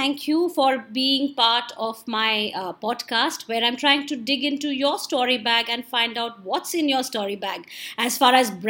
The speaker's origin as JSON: {"language": "English", "town": "Jamshedpur", "region": "Jharkhand", "country": "India", "said": "because I'm from Jamshedpur"}